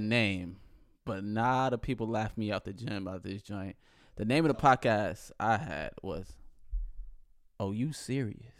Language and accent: English; Buffalo, New York, United States; also born or lived in Somaliland; only nigga from Buffalo, New York